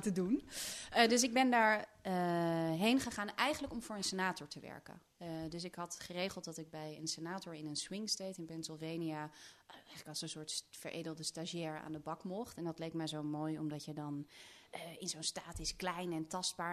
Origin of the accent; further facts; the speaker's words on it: Netherlands; ik kom natuurlijk uit Nederland en in Nederland zijn we toch iets dempender